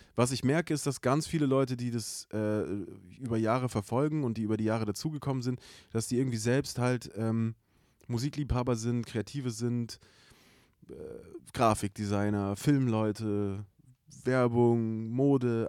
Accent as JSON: {"language": "German", "town": "Stuttgart", "region": "Baden-Württemberg", "country": "Germany", "said": "aus dem Großraum, wo ich herkomme. Ja. Den muss man jetzt gar nicht genau benennen, weil es eigentlich egal ist, so, aber es ist natürlich der Großraum Stuttgart"}